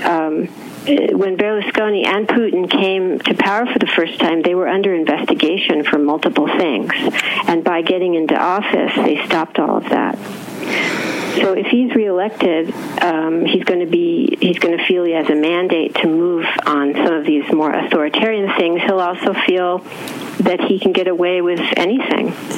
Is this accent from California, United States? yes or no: yes; Southern California, United States; I myself grew up in California